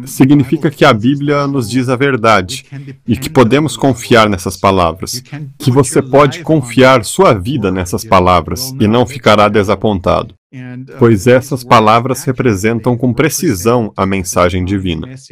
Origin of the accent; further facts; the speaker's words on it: Germany; also born or lived in Austria; now in United States; nasci e fui criado na Alemanha